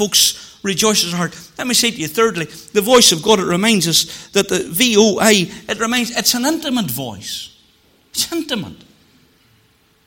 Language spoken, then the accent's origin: English; Moneymore, Northern Ireland, United Kingdom; Whenever I was a cub growing up in Moneymoor, we lived in the Northland, beside where John Boyce had the filling station, and that's where my parents still live to this day